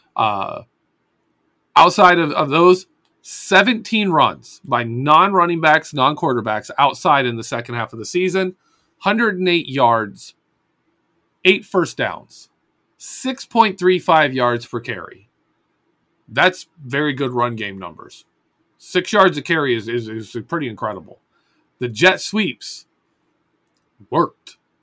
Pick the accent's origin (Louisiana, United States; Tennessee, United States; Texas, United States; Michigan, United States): Michigan, United States; Adrian; I was born in Adrian, Michigan